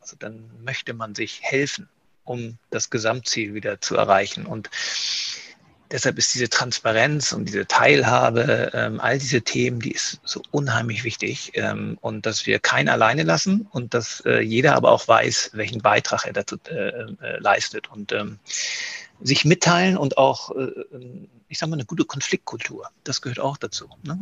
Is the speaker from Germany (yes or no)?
yes; Kiel, Schleswig-Holstein, Germany; moved away; mich als gebürtigen Kieler, auch wenn ich viele Jahre nicht in, Kieler, äh, in Kiel war ähm, und als Schleswig-Holsteiner